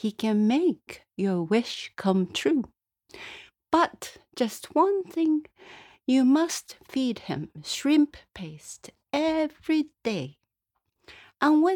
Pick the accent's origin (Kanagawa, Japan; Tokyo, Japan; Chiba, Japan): Tokyo, Japan; now in Glens of Antrim, United Kingdom; I'm originally from Tokyo, Japan, but guess where I am living now? I live in Northern Ireland